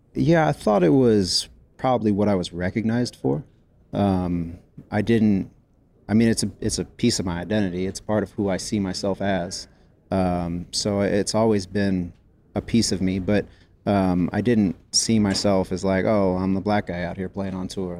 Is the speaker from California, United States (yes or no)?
yes; San Jose, California, United States; I grew up in San Jose, California. Uh, I was born at Stanford Hospital